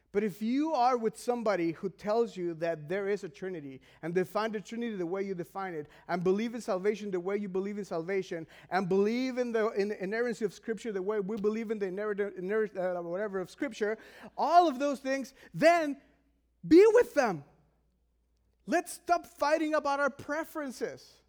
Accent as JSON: {"language": "English", "country": "Mexico", "said": "I am from Mexico"}